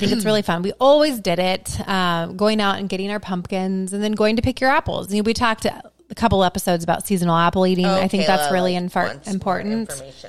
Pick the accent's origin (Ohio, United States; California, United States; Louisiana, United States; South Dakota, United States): Ohio, United States; Southeast; You know, I grew up in Southeast Ohio